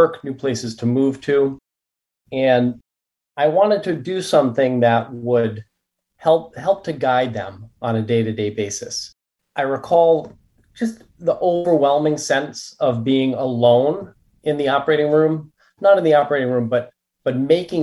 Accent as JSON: {"language": "English", "region": "Rhode Island", "country": "United States", "tie": "born or raised there", "also_born_or_lived": "Connecticut", "said": "grew up in Rhode Island, lived in Connecticut for 11 years."}